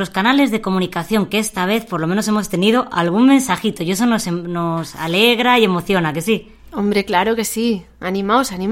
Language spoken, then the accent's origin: Spanish; Burgos / Castile, Castile and León, Spain; porque es de mi tierra